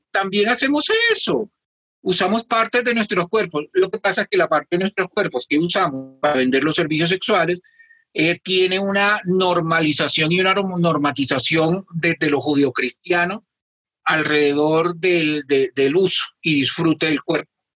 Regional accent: Colombia; somos las colombianas y los colombianos

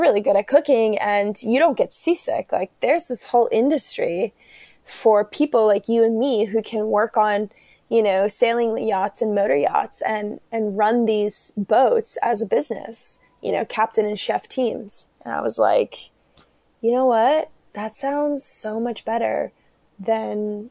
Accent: Burlington, Vermont, United States; also born or lived in Georgia; We moved from the Republic of Georgia to Vermont. And Burlington, Vermont is where I grew up.

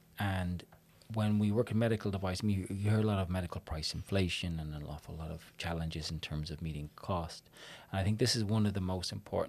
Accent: Ireland; being an Irish person

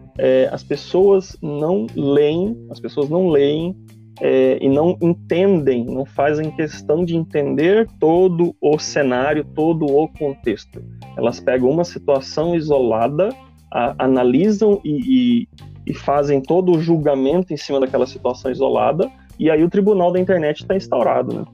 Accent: Brazil; mesmo a gente sendo brasileiro

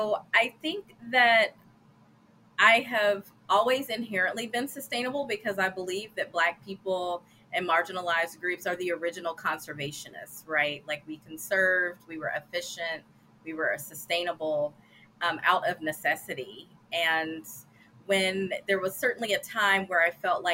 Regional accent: Gallatin, Tennessee, United States; I am from Gallatin, Tennessee

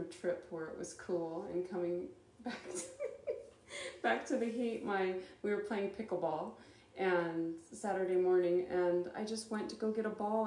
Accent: Lancaster, California, United States; I was born in Lancaster, California.

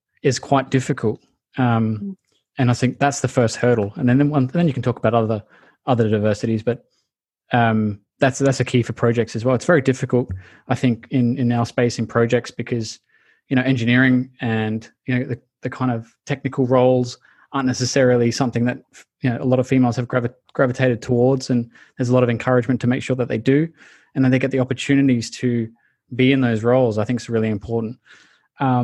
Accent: Australia; as an Australian

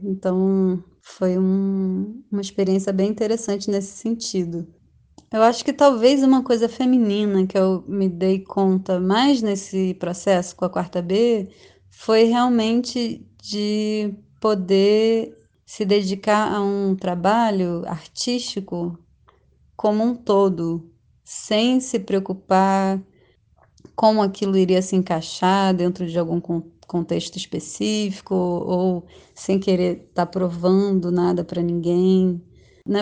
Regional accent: Rio de Janeiro, Brazil; moved away as an adult; now in São Paulo, Brazil; Atualmente moro em São Paulo, eu sou do Rio de Janeiro, mas estou aqui nos últimos dois anos

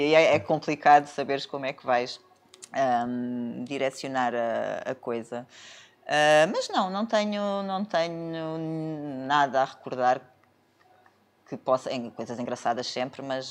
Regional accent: Setúbal, Portugal; moved away as an adult; also born or lived in Lisbon; now in Algarve, Portugal; sou de Setúbal.

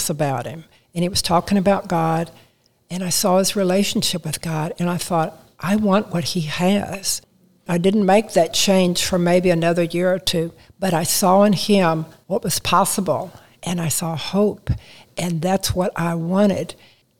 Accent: San Antonio, Texas, United States; also born or lived in Kansas City, Missouri; I grew up in San Antonio, Texas

